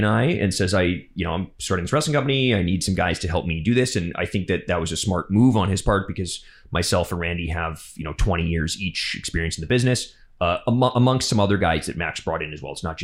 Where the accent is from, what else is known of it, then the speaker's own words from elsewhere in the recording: Alberta, Canada; now in Vancouver, Canada; We're both from Alberta. I'm also from not very far away from where he's from.